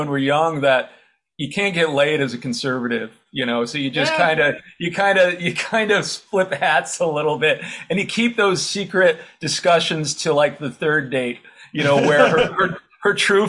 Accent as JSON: {"language": "English", "town": "Penfield", "region": "New York", "country": "United States", "moved": "yes", "said": "I was from Penfield. I don't know what's happened in Penfield. I haven't, been back in 25 years or so."}